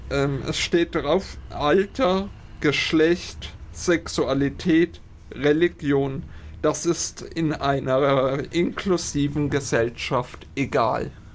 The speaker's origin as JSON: {"language": "German", "town": "Höchstadt an der Aisch", "region": "Bavaria", "country": "Germany", "also_born_or_lived": "Altdorf", "lives_now": "Fürth, Germany", "said": "Ich komme hier aus Fürth, äh, aktuell wohnt eigentlich ursprünglich Höchstadt Eich und bin eigentlich dementsprechend schon immer ein ähm, Mittelfranke"}